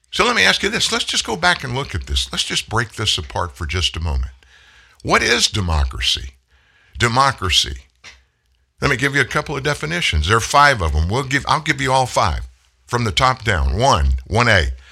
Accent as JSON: {"language": "English", "region": "South Louisiana", "country": "United States", "tie": "born or raised there", "said": "I grew up in South Louisiana."}